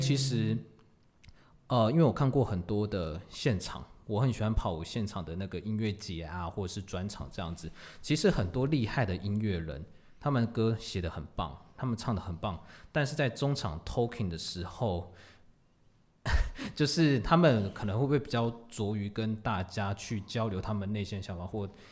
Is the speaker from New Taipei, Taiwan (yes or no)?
yes; Tamsui, New Taipei, Taiwan; T S 二五一就是我的家乡淡水